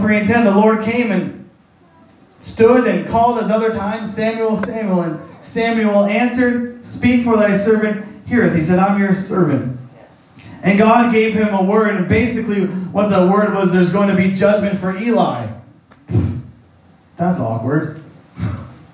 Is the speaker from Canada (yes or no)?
yes; Canada; moved away; I'm from St. John